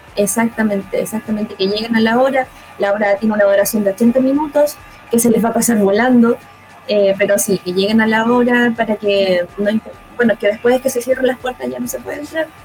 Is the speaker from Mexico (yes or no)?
no; Concepción, Biobío, Chile; also born or lived in Santiago; yo soy de acá de Concepción